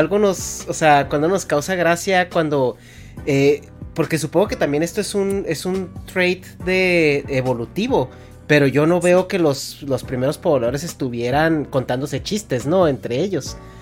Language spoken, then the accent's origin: Spanish; Mexico; moved away; yo siendo mexicano, cada vez que regreso a mi México